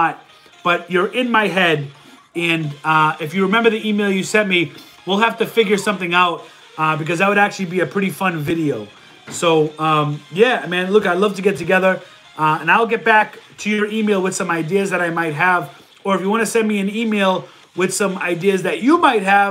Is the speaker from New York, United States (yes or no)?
no; Boston, Massachusetts, United States; I'm from Boston and we're loud